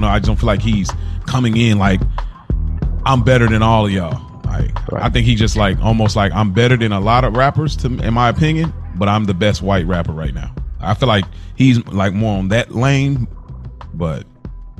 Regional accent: Kentucky, United States; I grew up in Kentucky too.

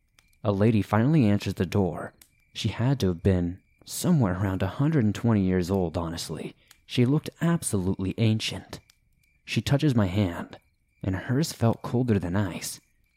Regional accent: New Zealand; Now, I'm from New Zealand, but we traveled to France to meet my French partner and do a road trip around Europe together in his car.

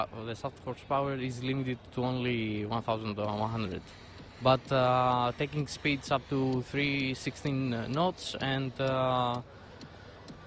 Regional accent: Greece; I'm from Greece

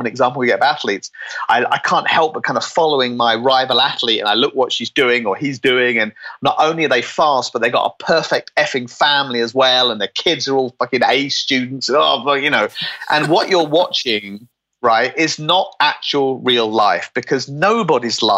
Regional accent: United Kingdom; I'm British

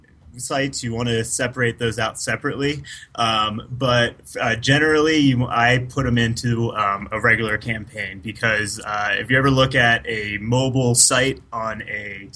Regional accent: Maryland, United States; now in Denver, United States; I'm from Maryland.

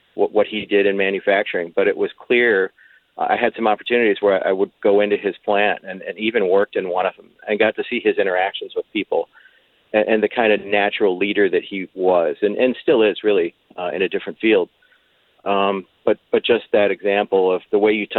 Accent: United States; Grew up in North County

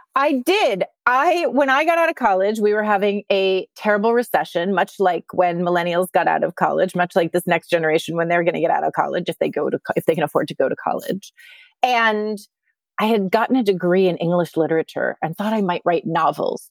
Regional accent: Littleton, Colorado, United States; moved away as an adult; also born or lived in outside Philadelphia, Pennsylvania; now in New York City, United States; I grew up, um, outside of Philadelphia and then in Littleton, Colorado

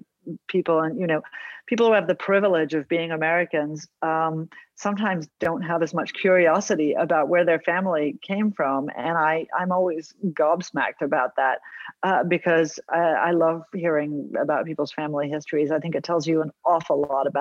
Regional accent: Australia; I was born in Australia

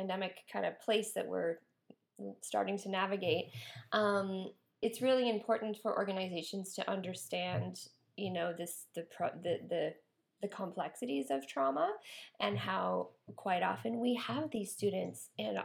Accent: Nova Scotia, Canada; moved away; I'm from Nova Scotia. So that's where I originally came from.

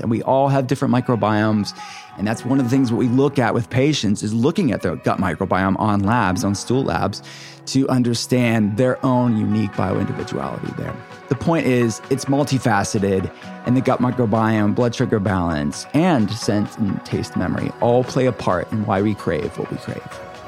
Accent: Pittsburgh, Pennsylvania, United States; my city, my hometown, where my functional medicine telehealth center is based

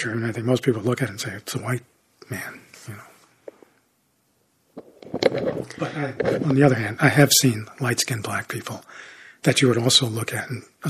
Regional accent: Chicago, Illinois, United States; during the time I grew up in Chicago

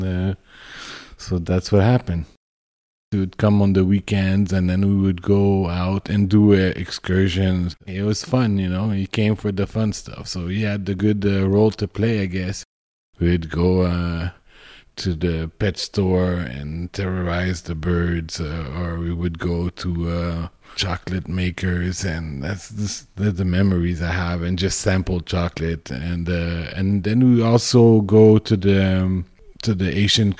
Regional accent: Montreal, Quebec, Canada; I grew up in the Myland. It's a multicultural neighborhood in Montreal

